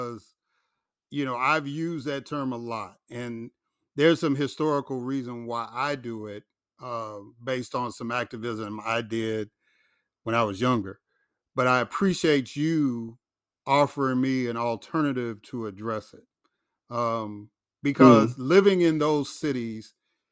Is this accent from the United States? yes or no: yes; Chicago, Illinois, United States; moved away as an adult; also born or lived in Jackson, Mississippi; now in Atlanta, United States; I grew up in Chicago. I lived in Jackson, Mississippi for a long time, and now I'm in Atlanta